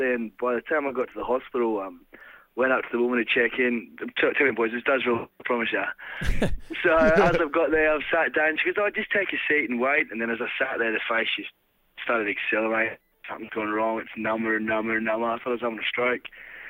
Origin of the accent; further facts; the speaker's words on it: Queensland, Australia; And at first I was like, yeah, I'm from Queensland. I'll shrug it off. I'm a tough bloke.